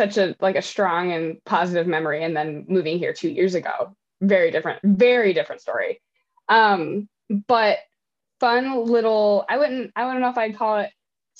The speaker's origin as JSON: {"language": "English", "country": "United States", "tie": "born or raised there", "moved": "as an adult", "said": "in my hometown, right on the Ohio River of Kentucky and in Indiana"}